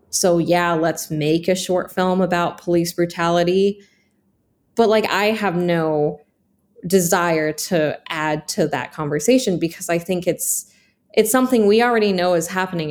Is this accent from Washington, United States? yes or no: yes; Snoqualmie, Washington, United States; moved away as an adult; also born or lived in Seattle, Washington; now in Portland, United States; I grew up in Snoqualmie, Washington, and that is a very white town